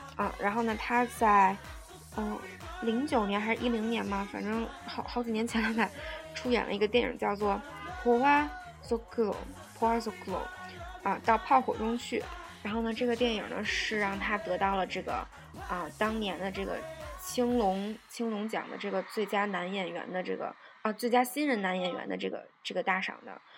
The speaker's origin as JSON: {"language": "Chinese", "country": "China", "said": "我们作为中国人能用非常标准的英语念出来的这些单词呢"}